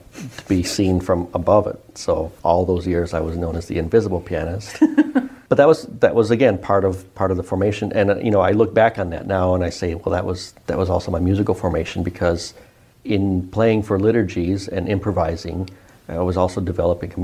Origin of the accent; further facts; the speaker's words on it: Detroit, Michigan, United States; I grew up in the Detroit area